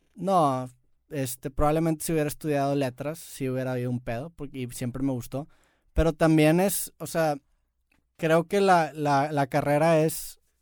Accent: Mexico; Nosotros como mexicanos

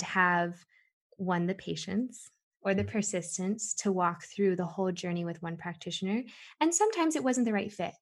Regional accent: Southern California, United States; I grew up in Southern California

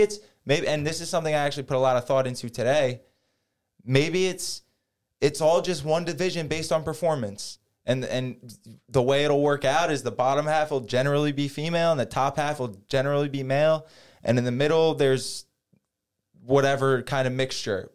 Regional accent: Jackson, New Jersey, United States; I grew up in Jackson, New Jersey

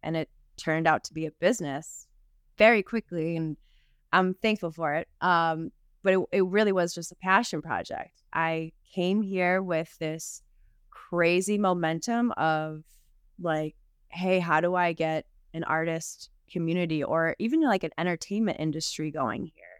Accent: Southtowns, Buffalo, New York, United States; moved away as an adult; also born or lived in Los Angeles, United States; now in Buffalo, United States; I was from the South Towns

